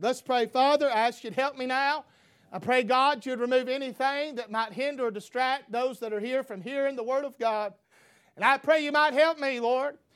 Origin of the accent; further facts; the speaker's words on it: United States; free as an American